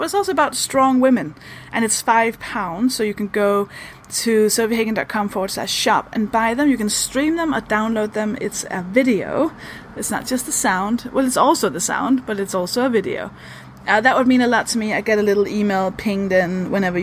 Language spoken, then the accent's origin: English; Denmark; English is a second language; I'm a Danish stand-up comedian. That should explain why I sound like this.